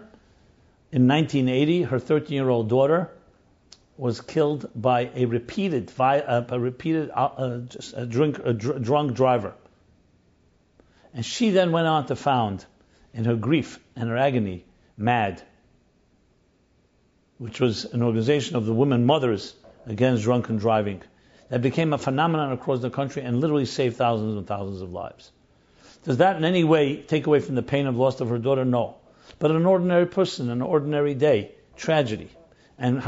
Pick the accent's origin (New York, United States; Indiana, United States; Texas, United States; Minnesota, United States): New York, United States; New York City; Ebbets Field is where I grew up in Crown Heights